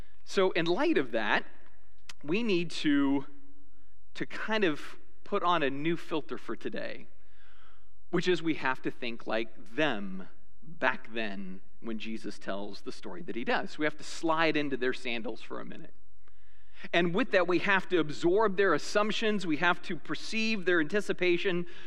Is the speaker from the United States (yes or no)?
yes; United States; I'm an American